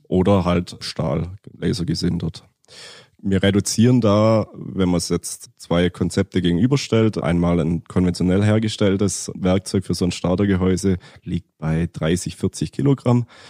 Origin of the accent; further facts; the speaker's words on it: near Stuttgart, Baden-Württemberg, Germany; komme aus der Nähe von Stuttgart